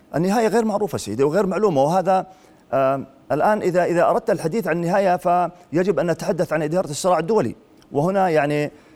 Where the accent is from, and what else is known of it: Jordan